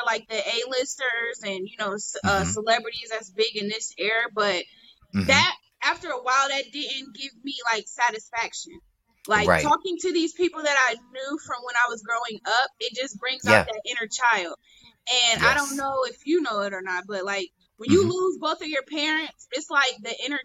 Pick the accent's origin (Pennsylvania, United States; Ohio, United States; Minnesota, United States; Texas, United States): Ohio, United States; Sandusky; moved away; I came a little girl from Sandusky, a little ass town